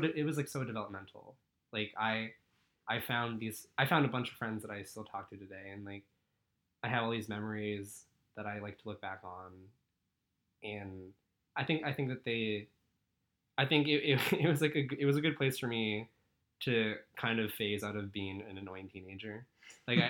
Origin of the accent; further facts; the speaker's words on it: San Francisco, California, United States; growing up in San Francisco